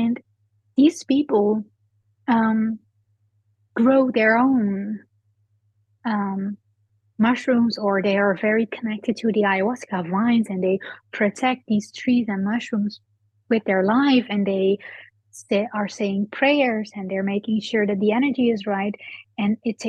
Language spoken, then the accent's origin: English; Netherlands; moved away; I'm from the Netherlands. I was born there